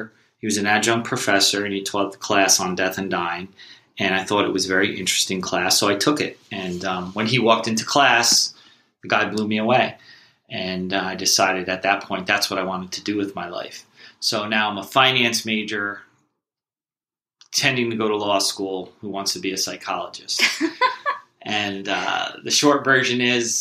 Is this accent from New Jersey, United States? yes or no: yes; Oakhurst, New Jersey, United States; I grew up in Oakhurst, New Jersey, which is Ocean Township, New Jersey, Monmouth County